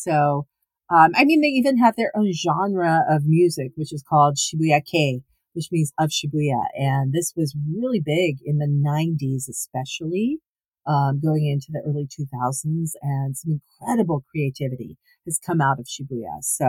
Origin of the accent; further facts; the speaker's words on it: United States; people, as I am American, but I, you know, loved a lot of the pop music from the 80s from the US